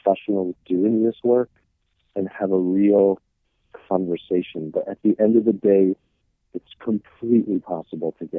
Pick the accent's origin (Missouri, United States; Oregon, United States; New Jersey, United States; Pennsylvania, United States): New Jersey, United States; northern; Being from northern New Jersey